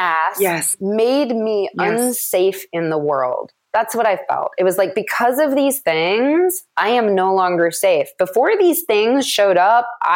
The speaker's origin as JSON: {"language": "English", "town": "Madison", "region": "Wisconsin", "country": "United States", "tie": "born or raised there", "moved": "yes", "said": "I was back in Madison, which is my hometown"}